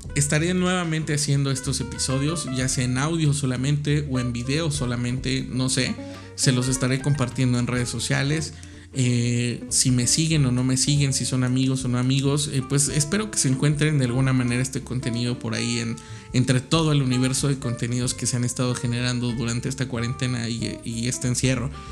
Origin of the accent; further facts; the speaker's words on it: Mexico; tal como somos los mexicanos